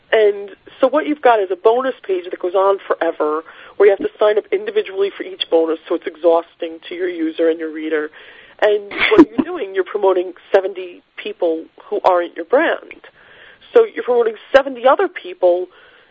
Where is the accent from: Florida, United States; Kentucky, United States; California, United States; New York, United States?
New York, United States; Rockaway; I'm from Rockaway